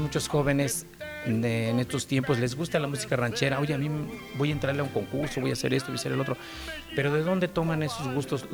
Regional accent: Puebla, Mexico; soy de originariamente del municipio de Cachoacán, Puebla. Eh, prácticamente, pues desde niño andamos por acá

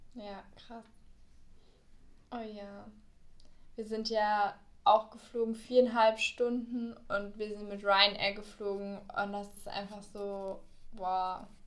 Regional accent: Berlin, Germany; also born or lived in Bayreuth; now in Cologne, Germany; ich komme ja aus Berlin

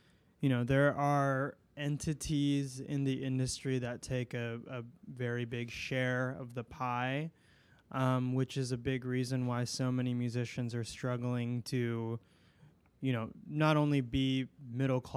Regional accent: Chicago, Illinois, United States; moved away as an adult; also born or lived in Brooklyn; now in New York City, United States; I am from Chicago

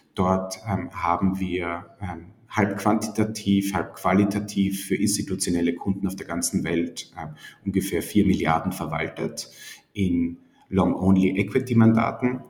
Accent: Styria, Austria; moved away as an adult; also born or lived in Vienna; Ich komme eigentlich aus der Steiermark, habe dann in Wien studiert

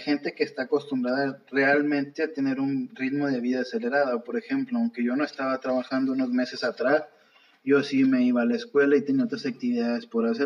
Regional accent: Mexico; como buenos mexicanos

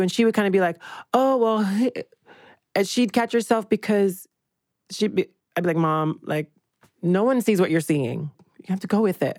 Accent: Georgia, United States; I'm from Georgia

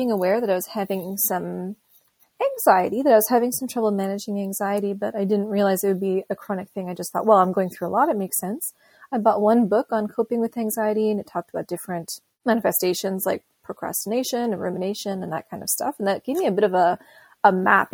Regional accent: South Shore, Quebec, Canada; I'm from Montreal. I grew up on the South Shore and I live in Montreal now.

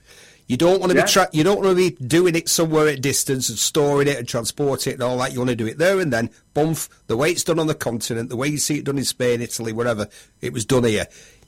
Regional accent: Bury, North West England, United Kingdom; accent: Lancashire; I'm a Bury lad

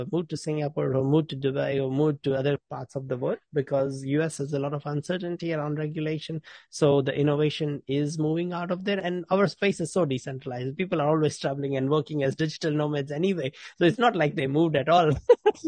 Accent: New Zealand; I'm from New Zealand

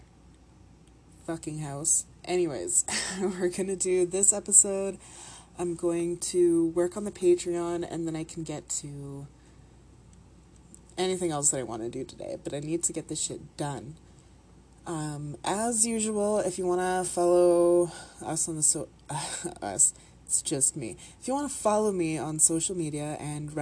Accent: Canada; the Minnesotan accent is basically what people think us Canadians sound like

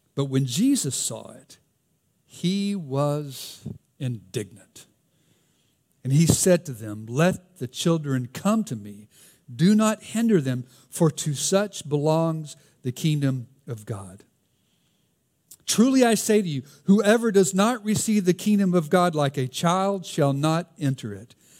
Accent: the South, United States; accent: Southern; my Southern accent

